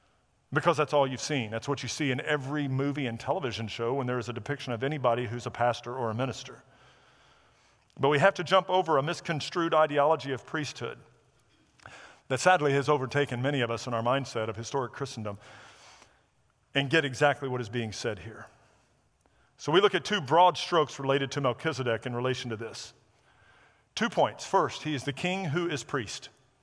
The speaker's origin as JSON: {"language": "English", "region": "the South", "country": "United States", "tie": "born or raised there", "said": "I grew up in an era where Smokey and the Bandit, I thought it was a documentary of growing up in the South."}